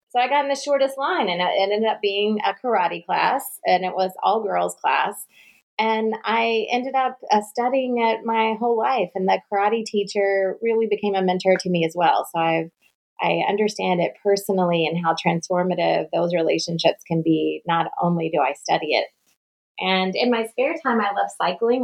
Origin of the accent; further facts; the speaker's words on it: North Carolina, United States; accent: Southern; I'm from the South, so I'm a Southerner, although I'm told I'm a fast speaking Southerner. And I spent most of my life in North Carolina